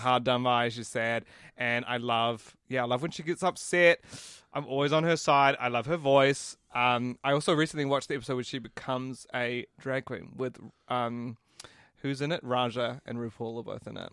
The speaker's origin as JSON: {"language": "English", "town": "Christchurch", "region": "Canterbury", "country": "New Zealand", "tie": "born or raised there", "also_born_or_lived": "Auckland", "said": "When I moved from Auckland to Christchurch"}